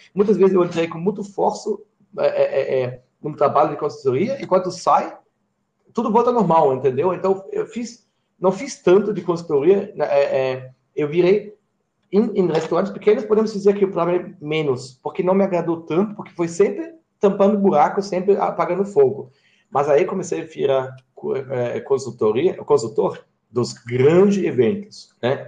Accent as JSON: {"language": "Portuguese", "country": "Germany", "also_born_or_lived": "Italy", "second_language": "Portuguese", "moved": "as an adult", "lives_now": "Brazil", "said": "eu sou alemão"}